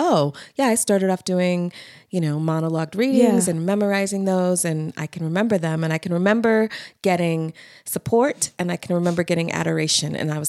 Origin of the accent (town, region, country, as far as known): Baltimore, Maryland, United States; born or raised there